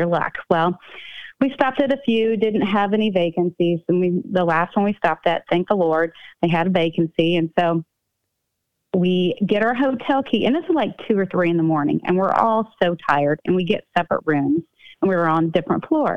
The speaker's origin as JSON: {"language": "English", "region": "Midwest", "country": "United States", "said": "We're from the Midwest"}